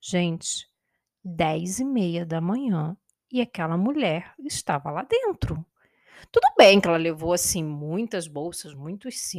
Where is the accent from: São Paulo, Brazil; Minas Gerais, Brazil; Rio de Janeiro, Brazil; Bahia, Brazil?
Rio de Janeiro, Brazil; Itaperuna; porque eu sou nascida e criada em Itaperuna. Eu sei que Itaperuna é uma cidade pequena